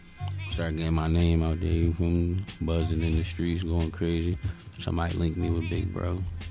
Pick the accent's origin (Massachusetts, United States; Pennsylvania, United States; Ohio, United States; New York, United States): Pennsylvania, United States; Philadelphia; I'm from North Philly.